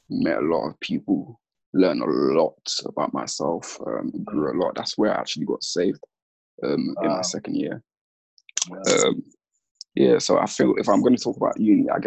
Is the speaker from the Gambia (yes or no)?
yes; Gambia; born there; so I was born in Gambia or the Gambia, which is west coast of Africa.